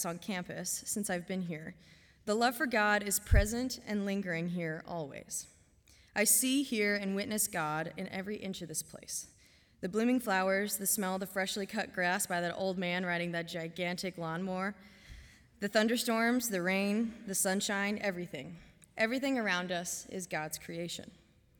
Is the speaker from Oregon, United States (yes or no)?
yes; Canby, Oregon, United States; moved away as an adult; now in Goshen, United States; Home for me is about 3,000 miles away in Canby, Oregon